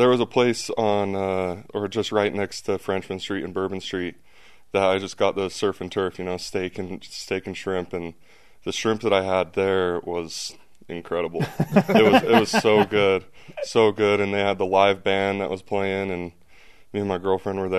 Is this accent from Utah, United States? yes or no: yes; American Fork, Utah, United States; moved away as an adult; also born or lived in Provo, Utah; now in New Orleans, United States; I grew up in American Fork, played at American Fork High School, went to BYU 20 minutes away